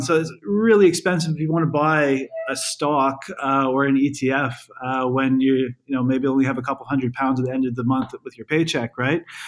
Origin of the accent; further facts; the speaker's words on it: Canada; moved away as an adult; now in London, United Kingdom; I'm I'm from Canada